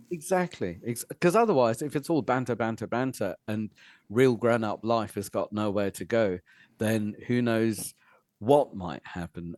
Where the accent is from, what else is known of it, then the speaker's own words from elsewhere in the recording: Fishguard, Wales, United Kingdom; moved away; I was brought up in West Wales and it was one of the poorest places in Europe then